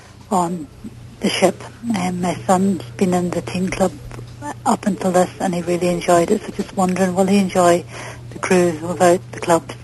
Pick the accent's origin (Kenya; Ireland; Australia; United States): Ireland; Just wanting to say hello and thanks everyone for the great podcast. Really enjoy it every week. I'm … on the boards and I'm from Ireland.